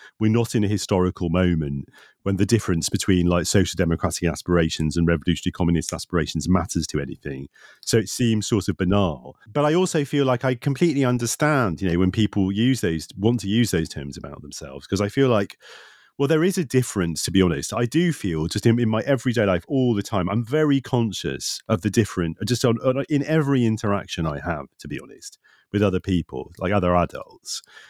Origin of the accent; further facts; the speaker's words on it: Nottingham, East Midlands, United Kingdom; I'm from Nottingham and I'm a grumpy bastard.